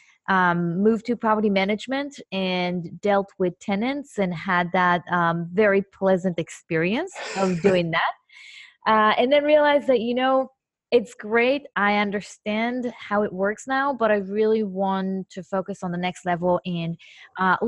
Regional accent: Israel; moved away; I'm originally from Israel

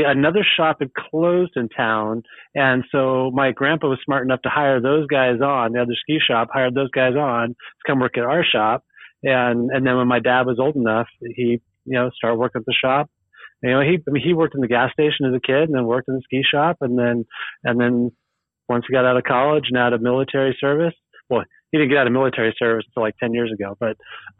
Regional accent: Eugene, Oregon, United States; I've lived here my whole life. So, so … born and raised in Eugene, Oregon, second generation in America. My grandpa was born and raised in Norway.

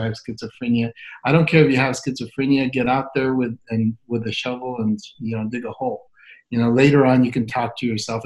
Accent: El Paso, Texas, United States; moved away as an adult; also born or lived in Atlanta, Georgia; came back to El Paso, and I'd forgotten that when I left, I thought maybe the best thing for me to do is to come back and help the community

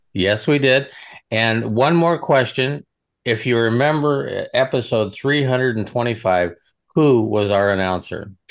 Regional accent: Nebraska, United States; I'm a cowboy from Nebraska

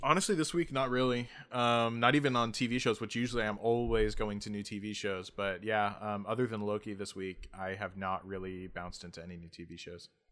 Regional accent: United States; as an American

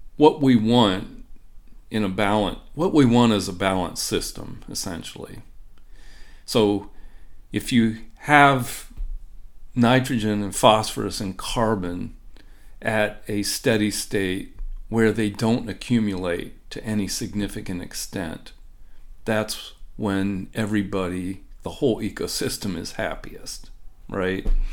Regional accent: Ohio, United States; now in Minnesota, United States; I grew up in the Midwest, uh, but not in Minnesota. I grew up in Ohio

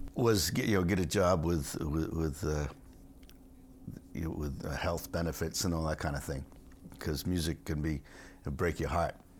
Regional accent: Rhode Island, United States; also born or lived in Stonington, Connecticut; I was born in Rhode Island

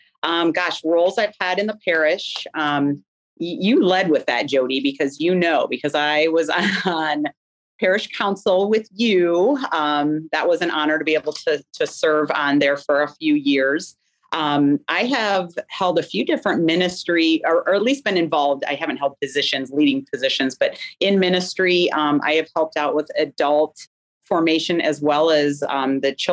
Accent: Northwest Indiana, United States; also born or lived in Ohio; now in Carmel, United States; I was born in Northwest Indiana.

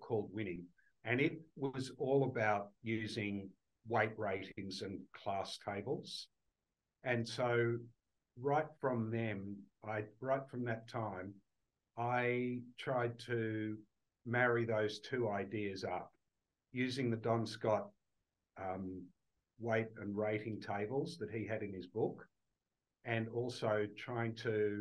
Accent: Australia; also born or lived in United Kingdom; when I grew up in Australia

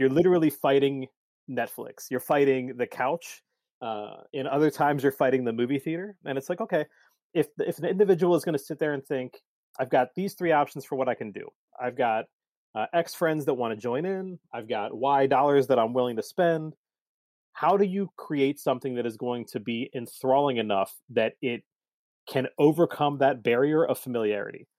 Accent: Cincinnati, Ohio, United States; also born or lived in Saint Louis area / Colorado; I grew up here in Cincinnati

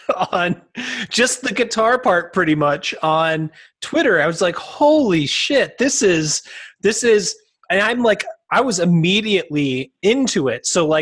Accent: British Columbia, Canada; As a Canadian, a hockey fan, I'm curious, as a Canucks hockey fan and a graduate of Burnaby North Secondary School, I'm curious.

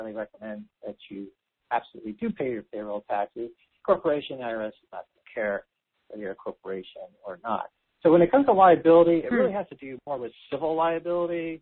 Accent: California, United States; I'm from California, which means a lot of taxes here

